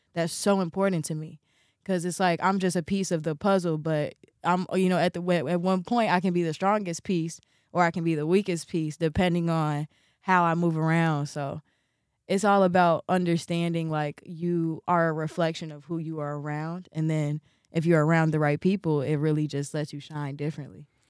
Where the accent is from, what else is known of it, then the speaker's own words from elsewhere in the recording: Chicago, Illinois, United States; be born and raised in Chicago, be a real Chicago baby